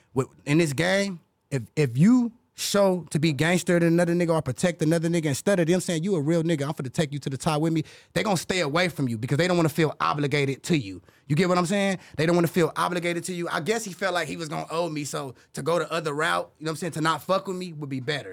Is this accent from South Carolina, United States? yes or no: no; Compton, California, United States; I'm from Bompton, Hollywood.